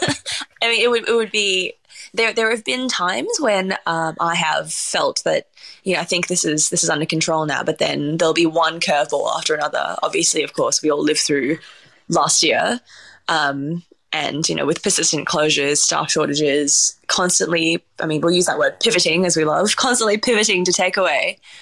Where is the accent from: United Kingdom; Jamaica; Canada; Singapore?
Singapore; born there; We're a very mixed family. I was born in Singapore as well.